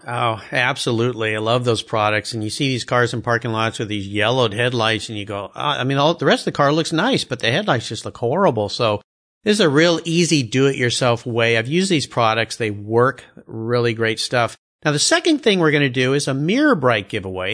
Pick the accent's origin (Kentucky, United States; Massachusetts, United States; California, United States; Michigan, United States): California, United States; San Diego; I was at La Jolla High